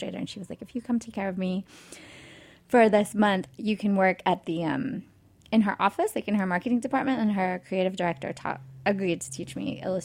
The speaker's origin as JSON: {"language": "English", "town": "San Diego", "region": "California", "country": "United States", "tie": "born or raised there", "said": "I grew up in San Diego, California."}